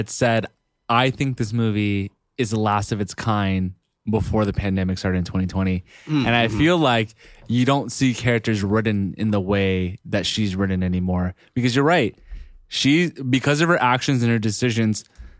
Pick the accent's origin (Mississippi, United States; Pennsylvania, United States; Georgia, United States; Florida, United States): Florida, United States; We're from Florida.